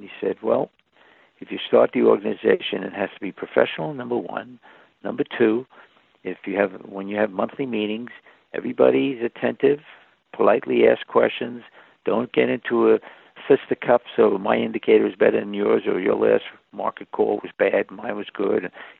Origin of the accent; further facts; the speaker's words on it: New York, United States; I'm from New York.